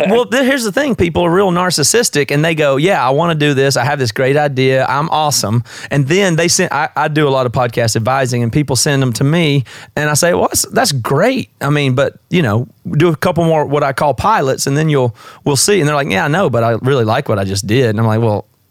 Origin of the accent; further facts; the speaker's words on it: South Carolina, United States; moved away as an adult; now in Seattle, United States; I'm from the South. I'm from South Carolina originally, but I've been here about 16 years